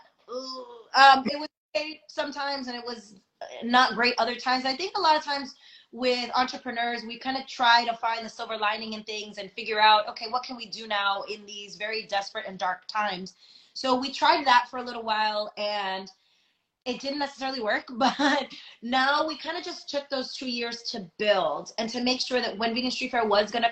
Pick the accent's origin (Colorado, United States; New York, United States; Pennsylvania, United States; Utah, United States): New York, United States; I'm from New York